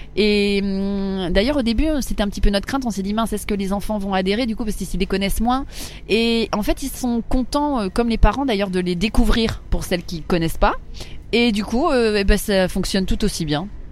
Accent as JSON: {"language": "French", "town": "Paris", "region": "Île-de-France", "country": "France", "tie": "born or raised there", "said": "j'ai toujours vécu à Paris, j'ai grandi à Paris"}